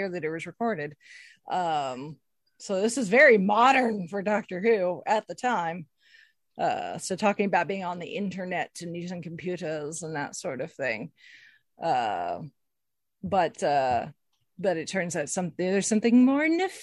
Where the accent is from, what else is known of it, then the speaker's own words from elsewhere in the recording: United States; I'm an American